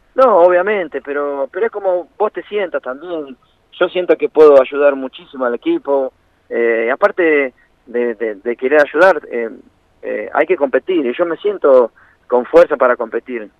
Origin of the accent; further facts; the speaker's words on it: Banfield, Buenos Aires Province, Argentina; moved away as an adult; also born or lived in Italy / Brazil; yo nací en Banfield